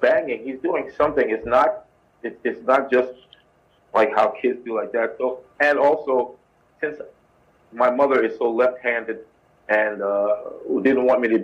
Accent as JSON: {"language": "English", "town": "New York City", "region": "New York", "country": "United States", "tie": "born or raised there", "said": "I'm born and raised in the Bronx, but I'm double Jamaican on both sides of the family."}